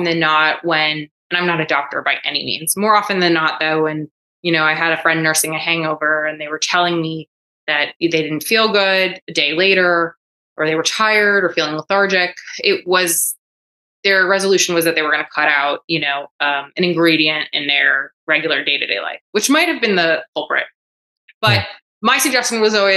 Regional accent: Coral Springs, Florida, United States; also born or lived in New York; I was born in New York. I grew up in South Florida in the greater Fort Lauderdale area, in a town called Coral Springs

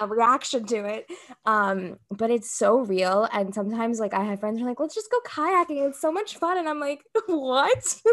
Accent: United States; I come from, like, a Brazilian background, and I grew up here in the States

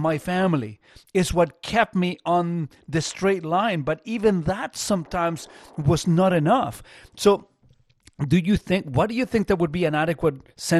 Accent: Chile; I grew up in Chile, man.

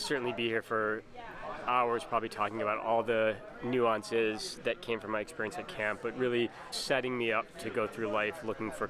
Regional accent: Highland Park, Illinois, United States; now in Austin, United States; I'm from Highland Park, Illinois, and more recently, I live in Austin

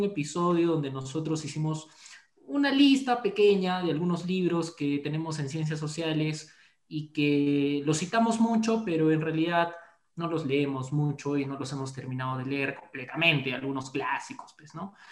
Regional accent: Cusco, Peru; amigos, no estoy molesto, mi voz es así, van a disculpar, yo vengo del Cusco, somos un poco duros acá, pues pero así somos.

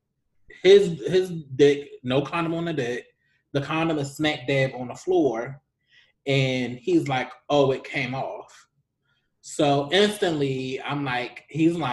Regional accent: Baltimore, Maryland, United States; moved away; since I moved back to the DMV Baltimore area, I have a lot of old, and I'm originally from Baltimore

